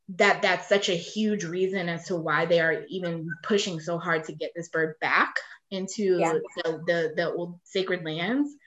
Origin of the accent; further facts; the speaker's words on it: Ohio, United States; moved away as an adult; in Ohio where I'm from